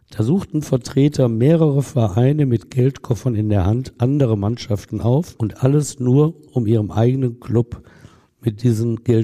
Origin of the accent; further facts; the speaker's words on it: Essen, North Rhine-Westphalia, Germany; als Essener Jung, als ich so zehn Jahre alt war, war Rot-Weiß Essen, lang ist her, in der ersten Bundesliga.